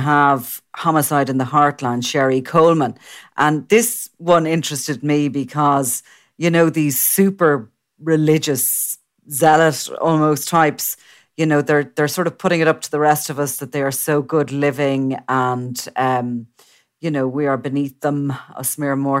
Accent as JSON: {"language": "English", "country": "Ireland"}